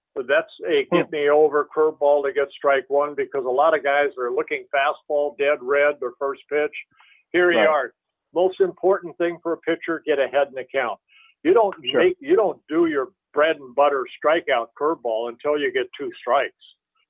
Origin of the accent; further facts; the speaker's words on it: Southern California, United States; also born or lived in Netherlands; I grew up in Southern California.